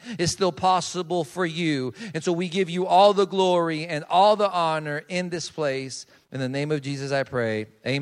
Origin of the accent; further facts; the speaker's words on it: Colombia; moved away; I'm from Colombia. That's where I was born and raised.